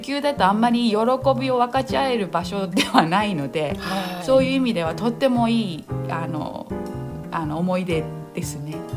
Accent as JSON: {"language": "Japanese", "country": "Japan", "tie": "born or raised there", "moved": "as an adult", "lives_now": "New Zealand", "said": "日本は高校まで住んでいて高校卒業してすぐにニュージーランドの方に語学留学に行きました"}